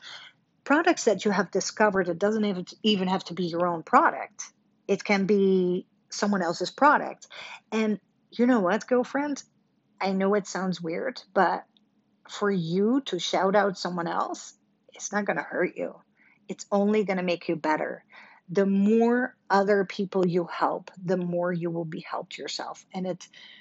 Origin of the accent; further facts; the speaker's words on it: Netherlands; now in Dallas, United States; I was born and raised in Holland